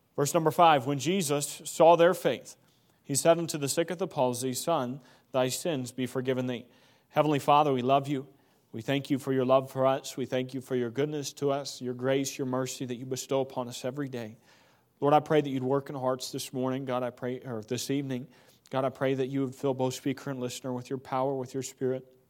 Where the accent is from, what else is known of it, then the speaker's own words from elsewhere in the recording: Missouri, United States; moved away; I come, I come from Missouri. Grew up in Missouri, Midwest.